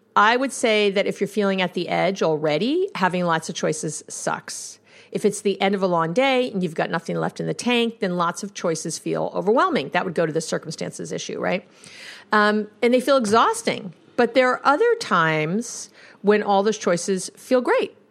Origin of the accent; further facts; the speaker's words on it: New York, United States; I'm a Jew from New York